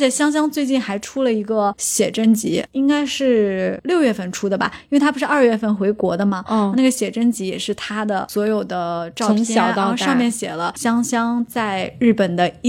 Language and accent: Chinese; China; 尤其我们中国人，